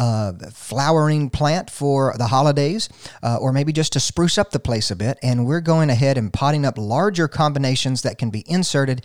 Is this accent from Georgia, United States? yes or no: yes; Gainesville, Georgia, United States; I left my hometown of Gainesville, just south of here